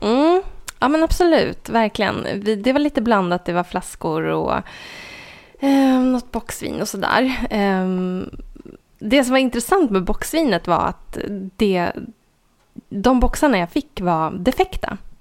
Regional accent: Sveg, Jämtland, Sweden; moved away; min hemort Sveg där det inte bor mer än 2000 personer

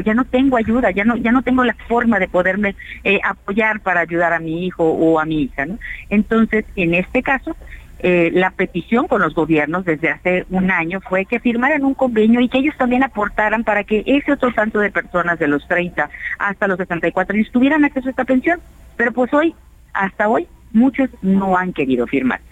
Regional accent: Yucatán, Mexico; soy de Yucatán, ahí tenemos muchísima población

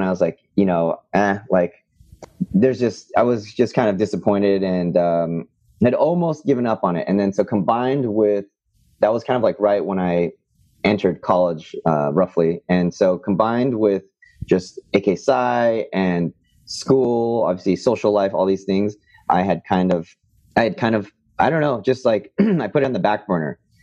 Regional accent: Bay Area, California, United States; I grew up in the Bay Area in California

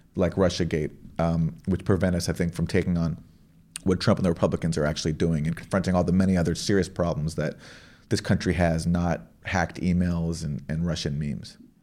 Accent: Canada; I'm from Canada

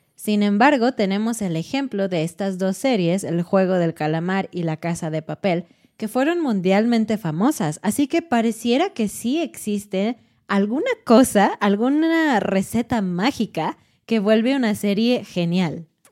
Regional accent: Mexico; para nosotros como mexicanos, este punto no es tan importante en la serie porque es normal para nosotros

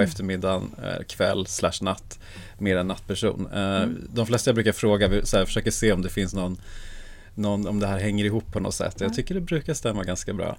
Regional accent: Sweden; Jag är född i Sverige

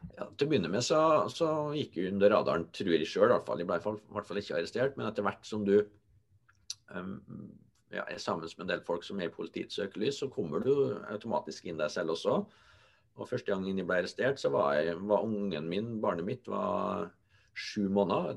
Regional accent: Molde, Møre og Romsdal, Norway; also born or lived in Trondheim; min hjemby

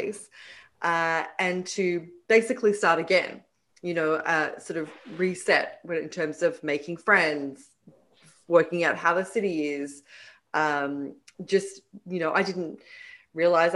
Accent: Sydney, New South Wales, Australia; moved away as an adult; now in New York, United States; Sydney is my hometown.

